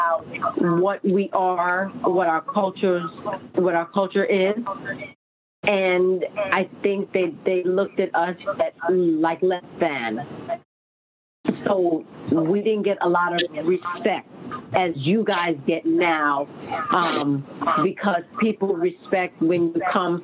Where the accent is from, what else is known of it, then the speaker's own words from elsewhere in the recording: New York, United States; I grew up in Brooklyn, New York